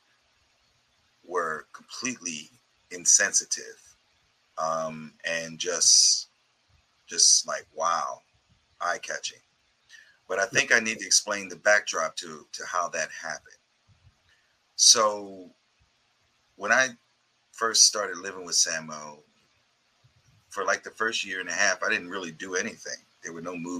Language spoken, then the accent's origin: English; United States; I'm from America